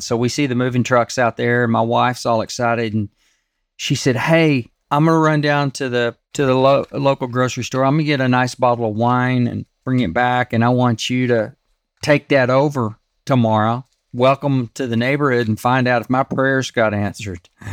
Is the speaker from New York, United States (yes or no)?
no; Texas, United States; I grew up in Texas